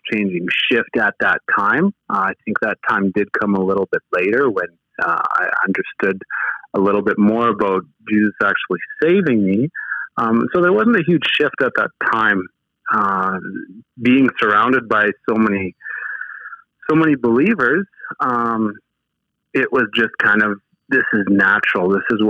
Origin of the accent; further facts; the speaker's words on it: Riverton, Manitoba, Canada; now in Saskatchewan, Canada; Born and raised in Manitoba, and somehow found my way over to Saskatchewan over the time.